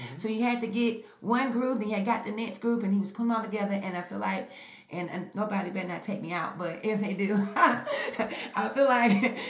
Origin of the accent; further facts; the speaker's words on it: Birmingham, Alabama, United States; also born or lived in Berea; now in Knoxville, United States; I grew up in Birmingham, predominantly black.